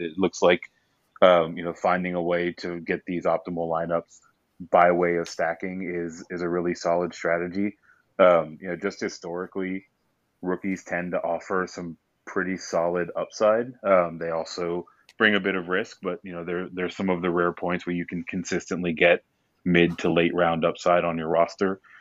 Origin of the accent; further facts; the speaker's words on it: Houston, Texas, United States; It is from my hometown, Houston Texans